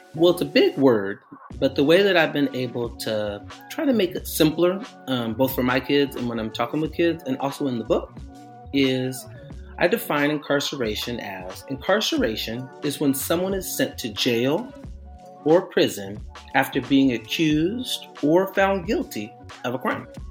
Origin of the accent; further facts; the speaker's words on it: Portland, United States; I'm from Portland